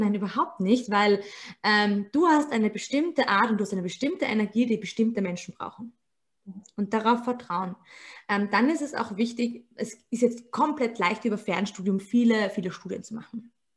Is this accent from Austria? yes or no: yes; Austria; bei uns in Österreich